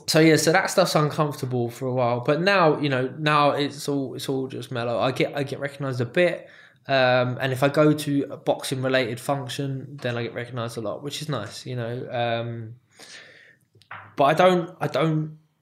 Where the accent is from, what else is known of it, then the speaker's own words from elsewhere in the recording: United Kingdom; me as a British fighter